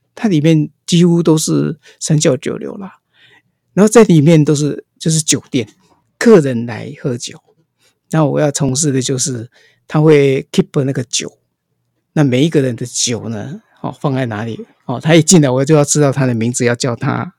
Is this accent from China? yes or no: no; Taiwan; also born or lived in Japan / Taipei; now in Hualien, Taiwan; 那我是台湾出生，要讲国语嘛，哎，就回来台湾找工作